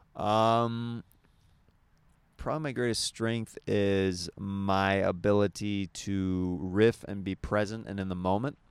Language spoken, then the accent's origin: English; Kansas, United States; the way I was raised in Kansas